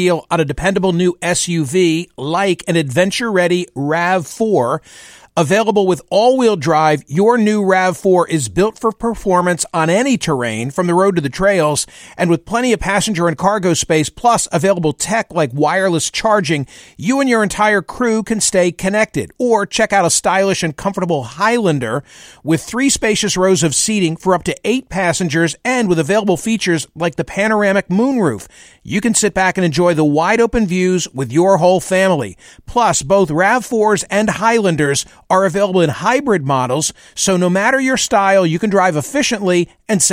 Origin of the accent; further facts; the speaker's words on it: United States; growing up in the United States